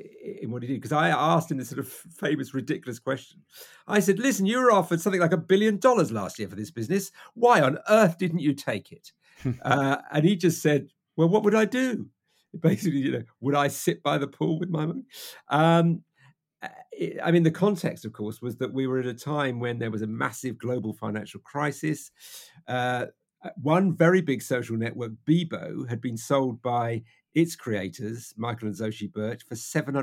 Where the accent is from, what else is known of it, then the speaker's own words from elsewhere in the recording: United Kingdom; We're British.